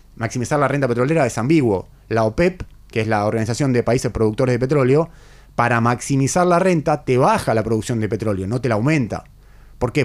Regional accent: Argentina; un país como nosotros, como el nuestro, como la Argentina

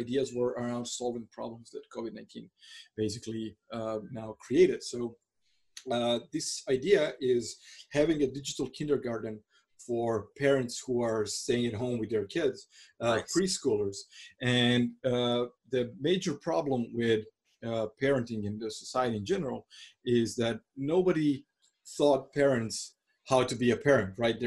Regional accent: Croatia; I come from Croatia that's like fairly poor country, and I grew up during the war

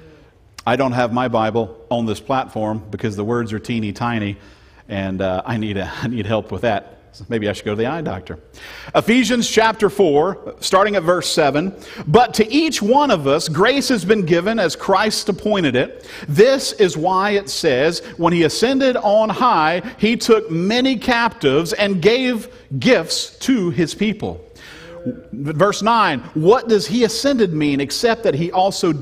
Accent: Louisiana, United States; I was born and bred in Louisiana

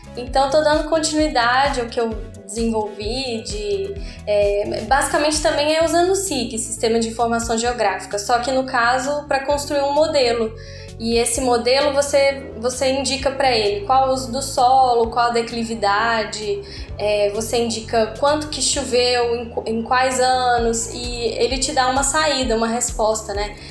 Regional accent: Belo Horizonte, Minas Gerais, Brazil; moved away; sou de Belo Horizonte, Minas Gerais

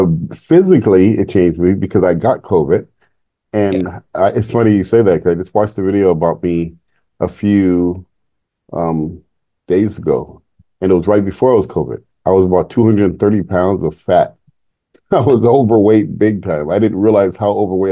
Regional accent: San Jose, California, United States; I grew up in San Jose, Bay Area, before it was Silicon Valley today

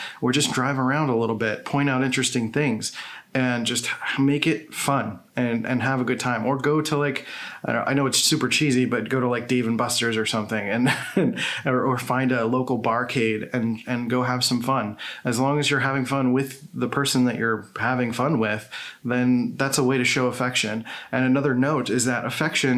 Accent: Philadelphia, Pennsylvania, United States; moved away; I grew up in Philadelphia

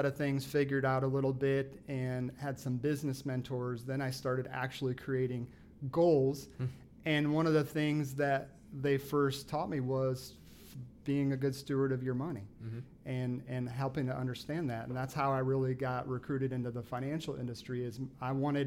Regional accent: South Bend, Indiana, United States; moved away as an adult; I'm from South Bend

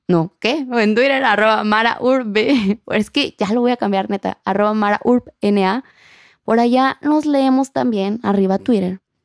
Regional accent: Acapulco, Guerrero, Mexico; accent: acapulqueño; mi acento acapulqueño

